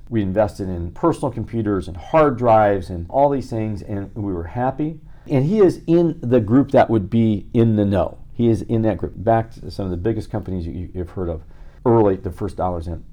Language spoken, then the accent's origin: English; Midwest, United States; now in Los Angeles, United States; I'm a formerly nice guy from Midwest. Well, I'm still from Midwest